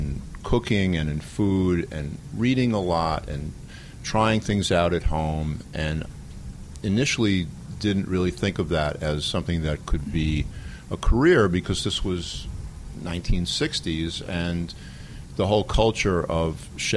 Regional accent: New York City, New York, United States; as a kid growing up in the Bronx

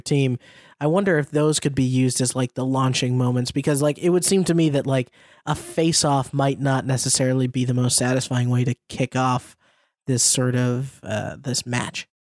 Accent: United States; as an American

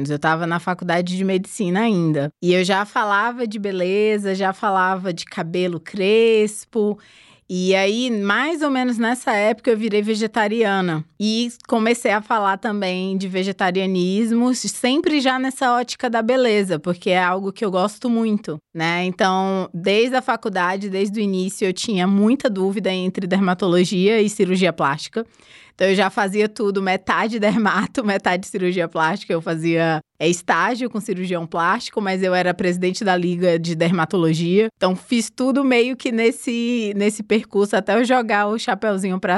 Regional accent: Barreiras, Bahia, Brazil; De Barreiras, na Bahia.

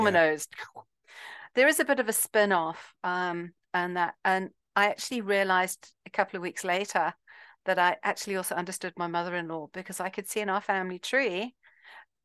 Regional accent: Zimbabwe; I'm from Zimbabwe

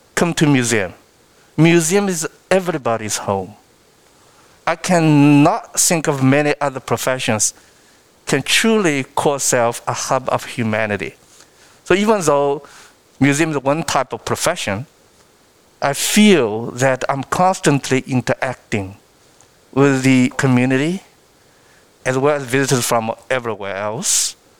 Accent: Shanghai, China; English is a second language; moved away as an adult; now in United States; I was born and raised in Shanghai because I grew up eating rice and rice porridge.

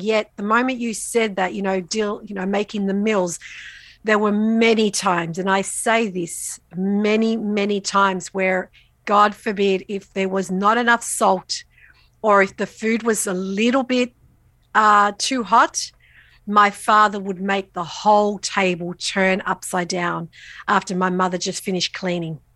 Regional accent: Australia; I'm what we consider first generation Australian. S, so both my parents migrated from Italy, from the south of Italy when they were both very young. They didn't know each other. They met here in Australia.

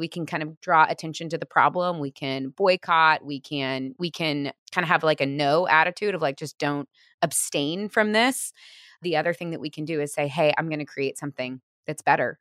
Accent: Missouri, United States; now in Portland, United States; I grew up in Missouri

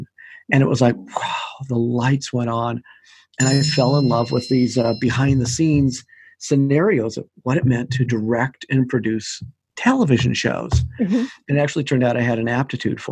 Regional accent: Portland, Oregon, United States; I grew up in Portland, Oregon, where I am right now.

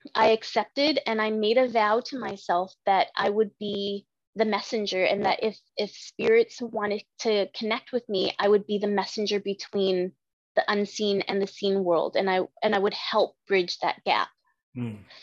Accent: Vietnam; I'm from Vietnam.

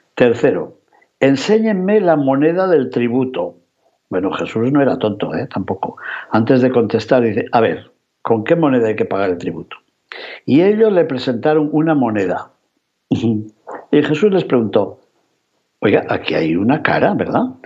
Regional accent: León, Castile and León, Spain; en mi ciudad natal, en León

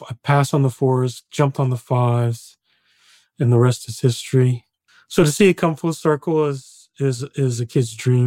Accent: Illinois, United States; growing up in the Midwest

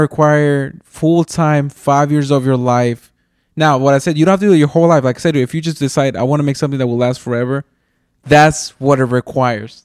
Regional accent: Mexico; I'm from Mexico.

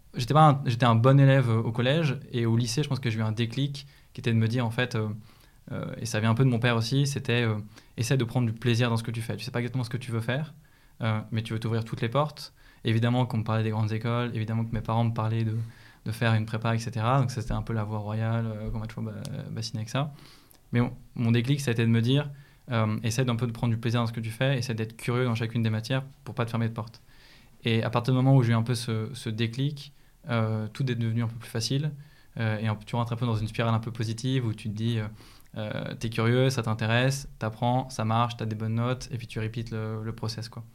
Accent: Écully, Auvergne-Rhône-Alpes, France; j'ai grandi à Lyon. j'ai grandi à Écully d'ailleurs

